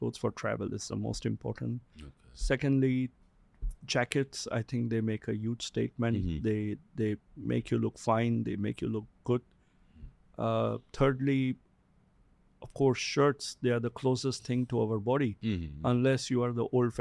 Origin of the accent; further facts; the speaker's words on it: Singapore; also born or lived in Russia; But I have lived in Asia. I'm a Singaporean. I've lived in Singapore.